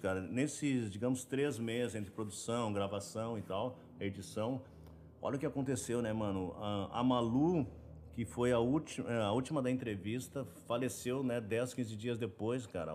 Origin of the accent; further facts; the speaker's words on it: Brazil; also born or lived in Los Angeles, United States; nós brasileiros